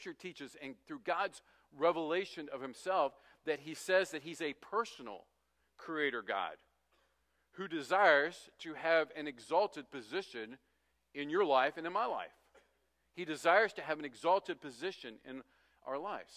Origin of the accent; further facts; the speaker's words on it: West Virginia, United States; I grew up in West Virginia, which is called the Mountain State